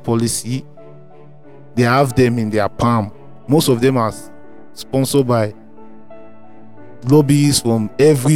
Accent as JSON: {"language": "English", "country": "Nigeria", "said": "as a Nigerian"}